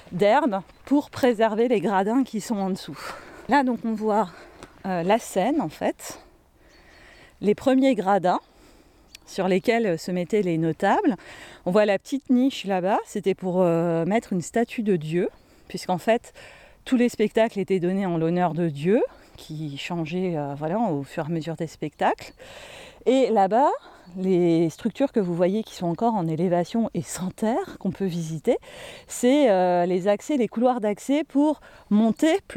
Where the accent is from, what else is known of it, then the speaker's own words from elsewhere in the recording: Hauts-de-France, France; les théâtres antiques dans le nord de la Gaule, donc chez nous en Picardie, ils sont pas faits comme à Orange dans le sud.